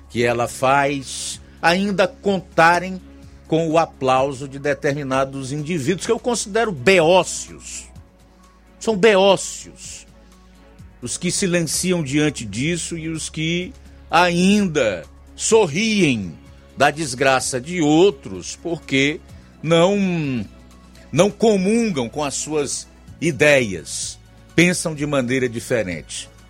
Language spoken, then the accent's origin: Portuguese; Ceará, Brazil; nós, como brasileiros, cearenses